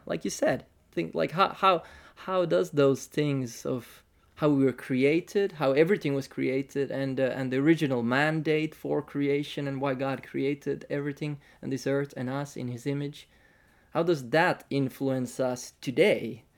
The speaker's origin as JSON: {"language": "English", "town": "Tampere", "region": "Pirkanmaa", "country": "Finland", "said": "maybe Central Finland, uh, Tampere, Finland, so from the north"}